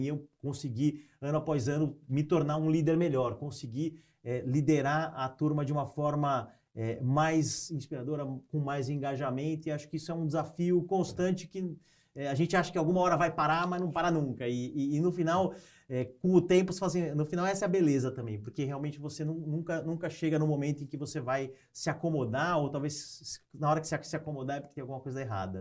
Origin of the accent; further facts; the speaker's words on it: São Paulo, Brazil; moved away as an adult; now in Piracicaba, Brazil; eu sou de São Paulo, né? nasci em São Paulo é, e cresci e tudo mais